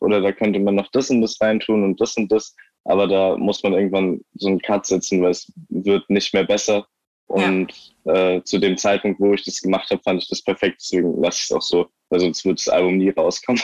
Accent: Eckernförde, Schleswig-Holstein, Germany; moved away as an adult; ich bin da halt aufgewachsen, bis ich 19 war

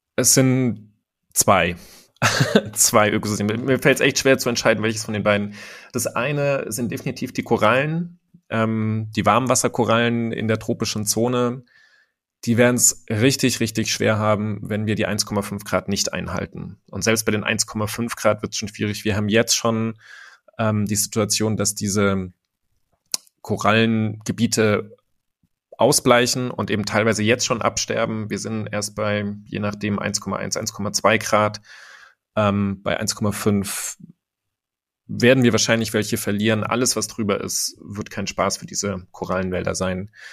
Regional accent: Germany; bei uns in Deutschland

